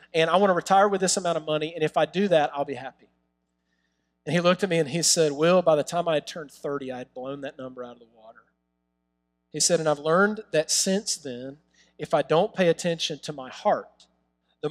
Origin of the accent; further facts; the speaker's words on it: New York City, New York, United States; we're from Brooklyn.